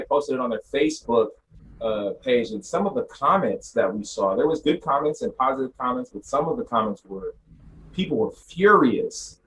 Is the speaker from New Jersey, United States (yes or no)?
no; Sacramento, California, United States; I'm from Sacramento